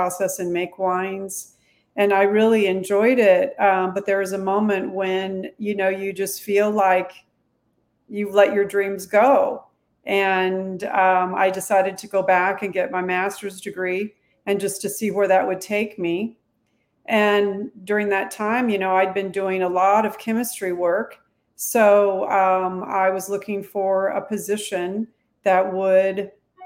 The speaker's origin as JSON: {"language": "English", "area": "south of Houston", "region": "Texas", "country": "United States", "tie": "born or raised there", "said": "I'm actually a Texan. I was born south of Houston"}